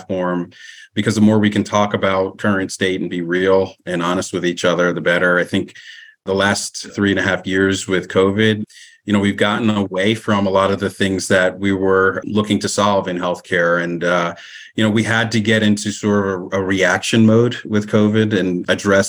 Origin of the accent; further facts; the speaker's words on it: Southern New Jersey, United States; I grew up in Southern New Jersey, one of the few Black families in the community